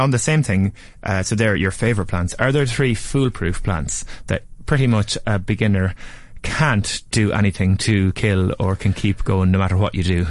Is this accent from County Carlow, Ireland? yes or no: yes; Nurney, County Carlow, Ireland; Where I grew up in the Nurney, Carlow, it's on the side of a hill.